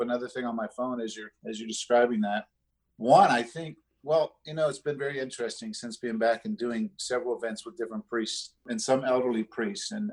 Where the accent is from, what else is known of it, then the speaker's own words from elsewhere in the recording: South Florida, United States; moved away; I grew up in South Florida